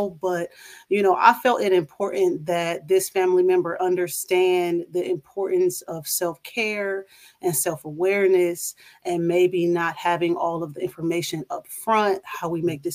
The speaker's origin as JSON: {"language": "English", "town": "Toledo", "region": "Ohio", "country": "United States", "moved": "as an adult", "lives_now": "Charlotte, United States", "said": "I am originally from Toledo, Ohio, and I now reside in Charlotte, North Carolina"}